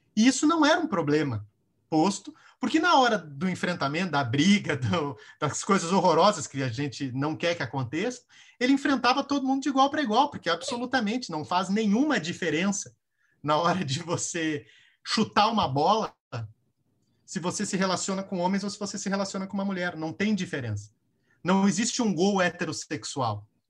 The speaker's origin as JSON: {"language": "Portuguese", "region": "Rio Grande do Sul", "country": "Brazil", "said": "eu sou do Rio Grande do Sul"}